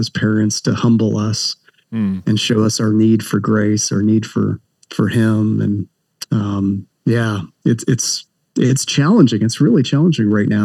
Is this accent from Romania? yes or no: no; Canada; moved away as an adult; now in Southern California, United States; I am Canadian, but I've lived in the States for, gosh, now 20 plus years, currently live in Southern California